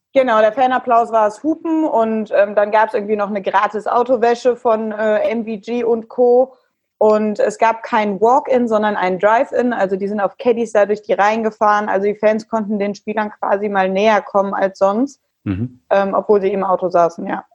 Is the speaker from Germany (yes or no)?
yes; Cologne, North Rhine-Westphalia, Germany; Ich als Kölnerin